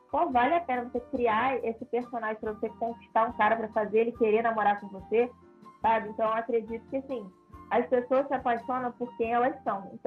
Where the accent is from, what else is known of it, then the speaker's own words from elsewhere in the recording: Rio de Janeiro, Brazil; Tô, tô do Rio.